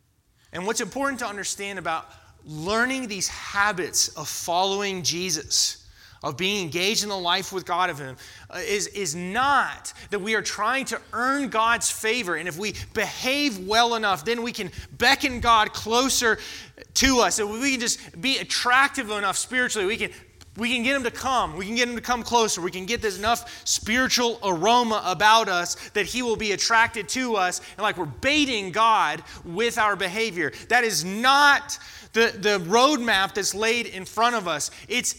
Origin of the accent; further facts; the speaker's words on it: Florida, United States; now in North Carolina, United States; I grew up in Florida to Floridians. And it's hot in Florida.